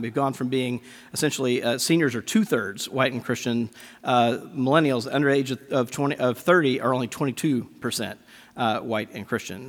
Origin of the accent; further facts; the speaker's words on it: Mississippi, United States; I grew up Southern Baptist in Mississippi